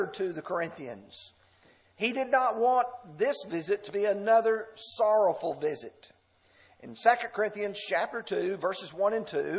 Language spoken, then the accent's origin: English; the South, United States; we're from the South